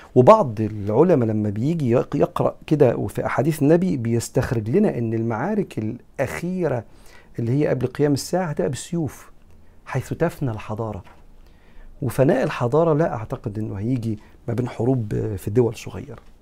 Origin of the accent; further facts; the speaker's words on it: Egypt; أنا كمصري